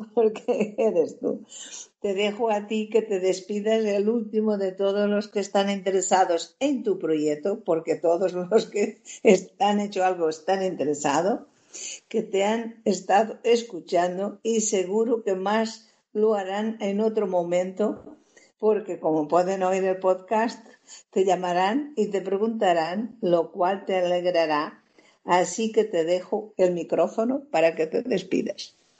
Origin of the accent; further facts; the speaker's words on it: Portugal; now in Spain; Yo soy portuguesa de origen, española por, adopción, por matrimonio